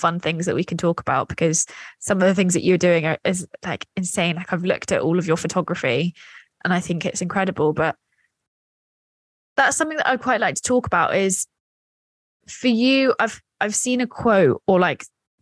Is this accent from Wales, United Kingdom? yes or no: no; Scotland, United Kingdom; being Scottish